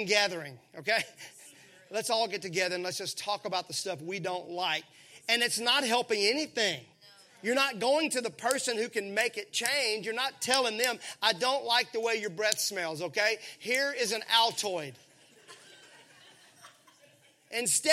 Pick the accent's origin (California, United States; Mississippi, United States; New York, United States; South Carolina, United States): Mississippi, United States; I grew up in Mississippi where everything was syrupy sweet.